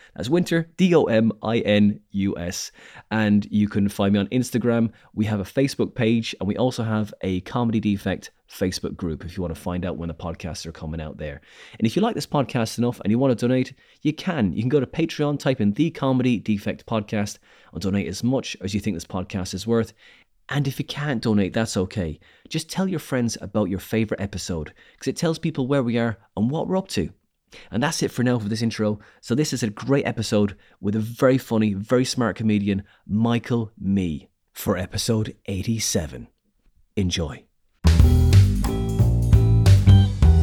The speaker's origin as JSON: {"language": "English", "town": "Skibbereen", "region": "Munster", "country": "Ireland", "tie": "born or raised there", "said": "my hometown of Skibbereen"}